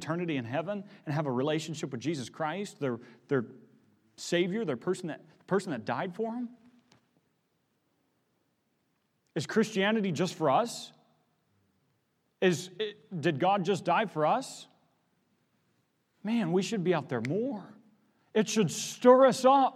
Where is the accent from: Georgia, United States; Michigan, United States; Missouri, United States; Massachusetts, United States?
Missouri, United States; moved away; I come from the Midwest. I grew up in Missouri.